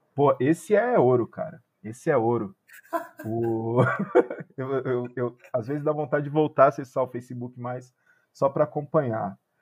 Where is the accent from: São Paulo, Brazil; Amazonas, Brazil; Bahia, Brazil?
São Paulo, Brazil; eu sou da Zona Leste, eu sou da Coab 2 de Itaquera. Eu, ah. tipo, o, cresci ali na Coab 2